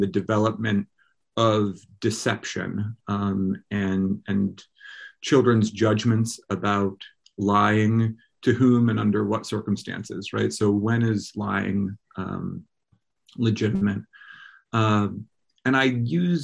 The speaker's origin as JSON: {"language": "English", "region": "Vermont", "country": "United States", "tie": "born or raised there", "also_born_or_lived": "Durham, New Hampshire / Berkeley, California", "moved": "as an adult", "said": "I grew up in Vermont"}